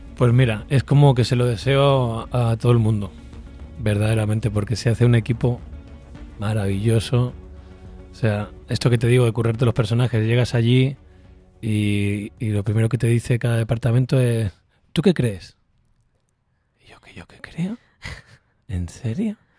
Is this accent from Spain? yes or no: yes; Canary Islands, Spain; yo que soy canario